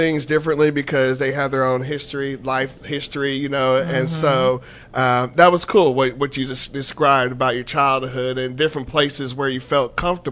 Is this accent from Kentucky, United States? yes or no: no; Georgia, United States; I'm from Georgia